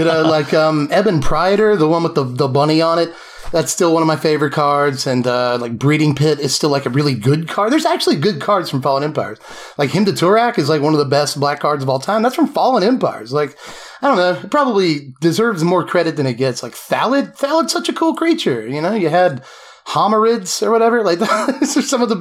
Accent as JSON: {"language": "English", "town": "Macon", "region": "Georgia", "country": "United States", "tie": "born or raised there", "also_born_or_lived": "Tifton, Georgia", "said": "I've been in Georgia my whole life. I spent some time in Tifton, but most of it has been here in Macon."}